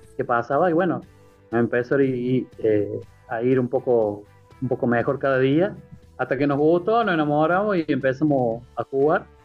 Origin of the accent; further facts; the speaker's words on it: Alta Gracia, Córdoba, Argentina; somos de acá de Altagracia